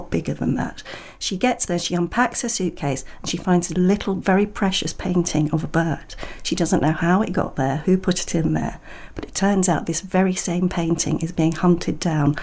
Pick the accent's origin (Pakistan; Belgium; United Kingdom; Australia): United Kingdom; London; born or raised there